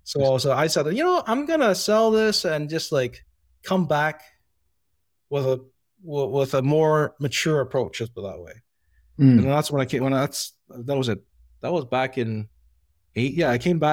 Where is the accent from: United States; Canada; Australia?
Canada; Mississauga, Ontario; So I grew up in Mississauga